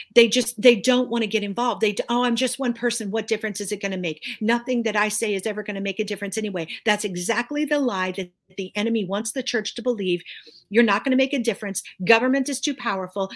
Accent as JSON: {"language": "English", "country": "United States", "said": "I'm an American. and I'm a citizen of the United States. I love my country"}